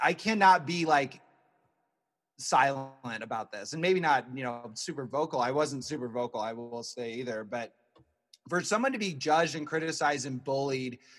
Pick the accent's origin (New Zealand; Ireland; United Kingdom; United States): United States; Midwest; I grew up, we all grew up in the Midwest, but I grew up in the Midwest